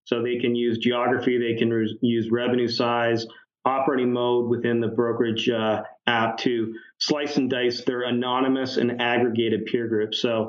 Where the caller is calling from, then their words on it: London, Ontario, Canada; London, Ontario. We're halfway between Detroit and Toronto.